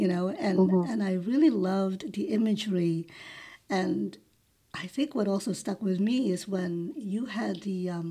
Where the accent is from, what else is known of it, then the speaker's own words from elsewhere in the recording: New York, United States; moved away as an adult; I'm a New Yorker. We moved from New York almost 2 years ago